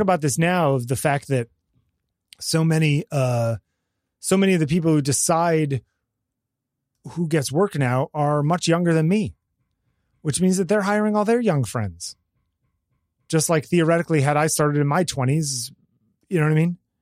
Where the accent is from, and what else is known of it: United States